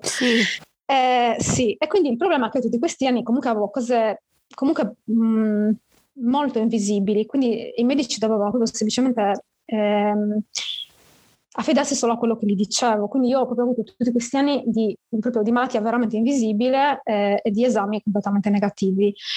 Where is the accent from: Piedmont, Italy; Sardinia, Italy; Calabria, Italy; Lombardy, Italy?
Sardinia, Italy; sono sarda